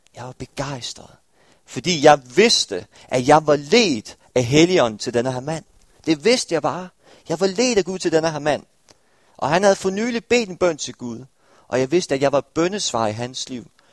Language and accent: Danish; Stepping, Southern Denmark, Denmark; now in Aarhus, Denmark; jeg var fra en lille landsby ved navn Stepping